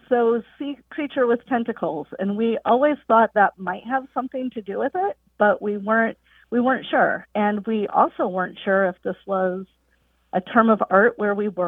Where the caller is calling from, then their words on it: Peoria, Illinois, United States; I'm calling from Peoria, Illinois, on the behalf of my best friend Liz Barton with a question.